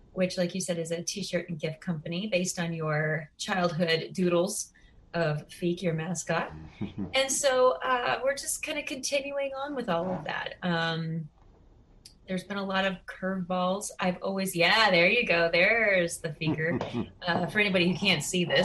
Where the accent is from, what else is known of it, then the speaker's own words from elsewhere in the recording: Southern California, United States; moved away as an adult; now in Queens, New York, United States; I was born in California, Southern California. And since the age of three, I grew up as a dancer